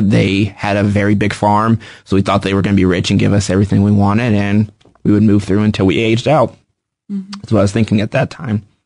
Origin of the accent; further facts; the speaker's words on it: Kansas City, United States; I grew up in Kansas City. I've lived here my whole life.